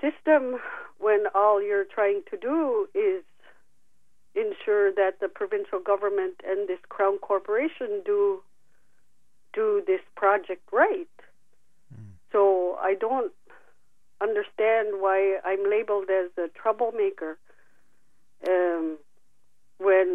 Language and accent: English; Canada; born or raised there